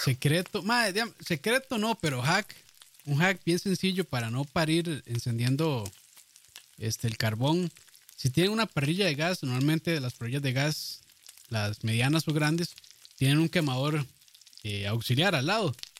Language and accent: Spanish; Costa Rica